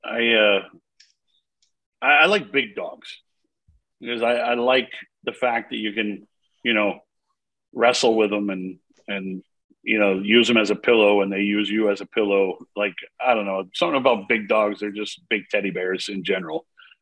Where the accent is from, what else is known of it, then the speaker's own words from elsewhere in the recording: Maine, United States; I grew up in my household in Maine.